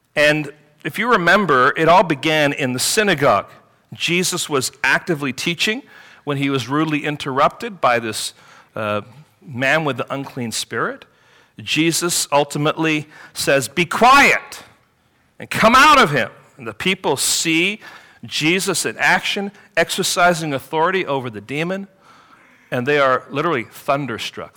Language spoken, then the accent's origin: English; England, United Kingdom; growing up in England